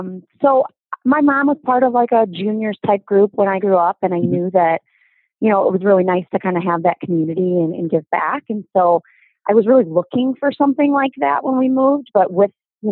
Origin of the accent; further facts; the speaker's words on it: Kankakee, Illinois, United States; also born or lived in Indiana / Chicago, Illinois; now in Riverside, United States; I grew up in Kankakee, Illinois, which is about midway point between U of I and Chicago.